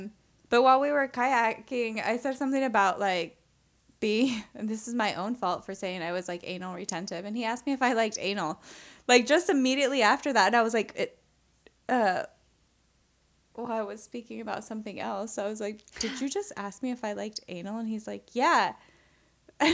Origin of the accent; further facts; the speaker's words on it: Garden City, Kansas, United States; I said Garden City, Kansas